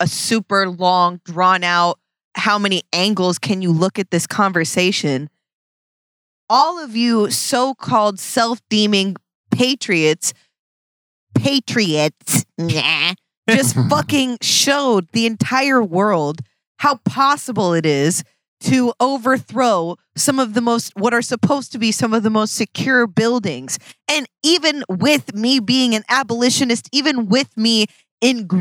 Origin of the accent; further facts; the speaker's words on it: Seattle, Washington, United States; I'm from Seattle